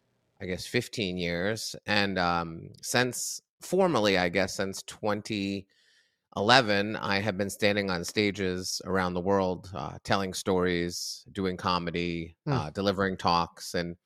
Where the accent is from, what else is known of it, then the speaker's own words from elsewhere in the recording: Massachusetts, United States; Well, I grew up just outside of Boston.